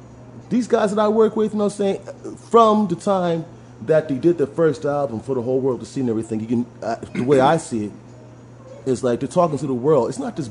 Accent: New York City, New York, United States; I'm from Harlem.

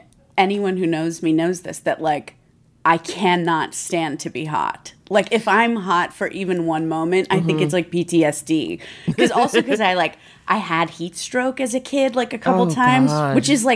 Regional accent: Phoenix, Arizona, United States; I'm from Phoenix, Arizona.

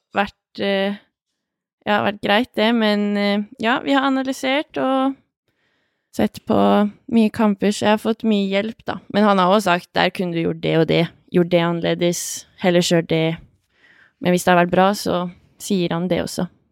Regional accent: Hamar, Innlandet, Norway; also born or lived in Ringsaker; jeg vokste opp på Hamar vest.

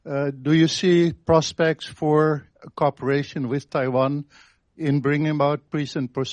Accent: Indonesia; also born or lived in Netherlands; I'm from the Netherlands, but I did grow up in Indonesia, Tempo Dulu.

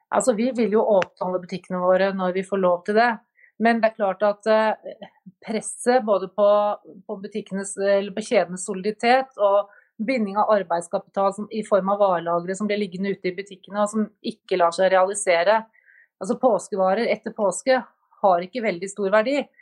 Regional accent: Norway

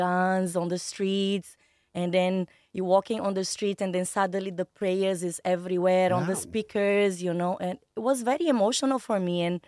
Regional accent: Bahia, Brazil; moved away as an adult; also born or lived in Yemen; I'm from Bahia, a different city

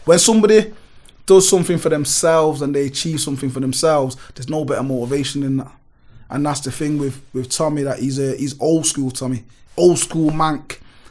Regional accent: Spanish Town, Saint Catherine, Jamaica; born there; Like I'm Jamaican, I was born in Spanish town. Like, I'm 38

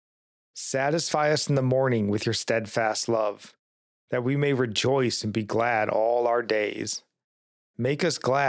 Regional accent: United States; we as American Christians

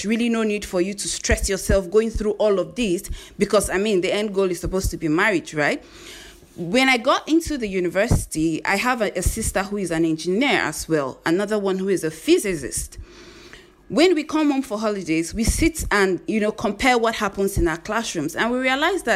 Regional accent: Zaria, Kaduna State, Nigeria; I grew up in northern Nigeria. I grew up in Zaria, in Kaduna State.

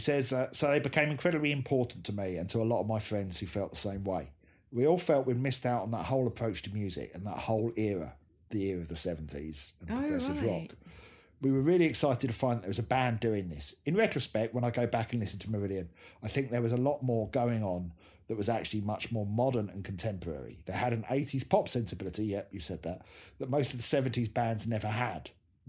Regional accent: Hemel Hempstead, East of England, United Kingdom; literally only a few miles from where I was growing up in Hemel Hempstead.

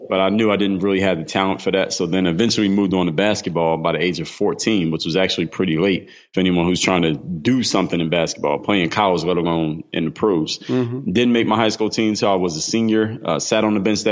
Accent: Philadelphia, Pennsylvania, United States; now in Miami, United States; I come from the city of Philadelphia, now reside in Miami, Florida

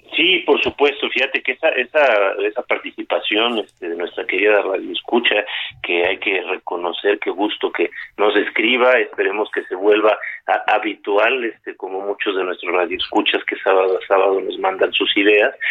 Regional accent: Mexico; todos aquellos que somos mexicanos, qué orgullo ser parte de este gran país

